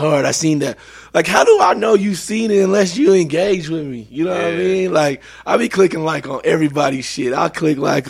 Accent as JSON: {"language": "English", "town": "Denver", "region": "Colorado", "country": "United States", "said": "I'm from Denver, Colorado"}